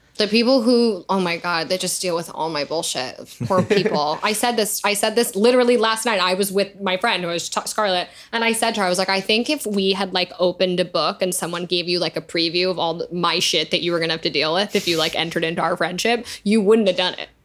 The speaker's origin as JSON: {"language": "English", "region": "New York", "country": "United States", "said": "I'm from there"}